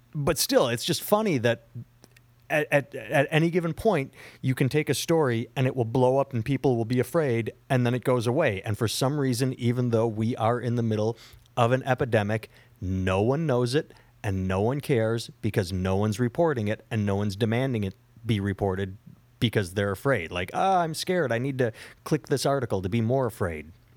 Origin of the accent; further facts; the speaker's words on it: United States; I am an American